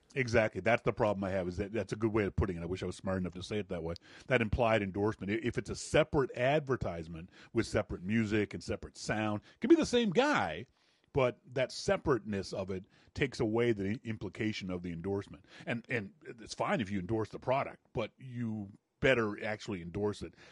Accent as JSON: {"language": "English", "country": "Canada", "also_born_or_lived": "Vancouver, Canada", "moved": "as an adult", "lives_now": "Nashville, United States", "said": "I'm really obnoxious for a Canadian"}